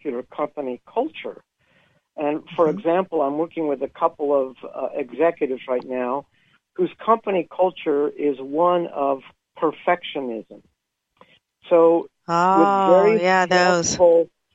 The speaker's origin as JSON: {"language": "English", "region": "California", "country": "United States", "moved": "yes", "lives_now": "Utah, United States", "said": "Originally California, but I've lived in Utah for a long time."}